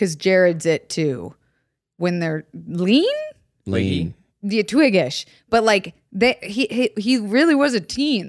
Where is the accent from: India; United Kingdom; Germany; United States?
United States; Florida; I'm from Florida.